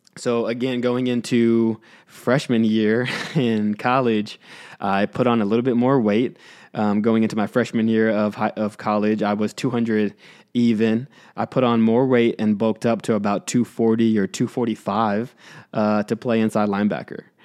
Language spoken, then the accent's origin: English; Houston, Texas, United States; I grew up in Houston, so you can imagine how competitive that market was in a big city like Houston.